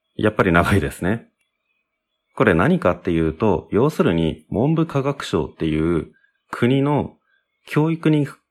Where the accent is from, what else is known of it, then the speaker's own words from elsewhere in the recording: Japan; 俺は日本人なので